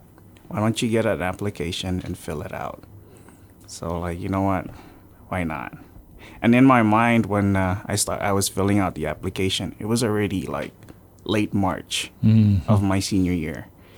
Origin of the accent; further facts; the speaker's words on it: Yap, Micronesia; also born or lived in Philippines / Palau; I grew up on Yap.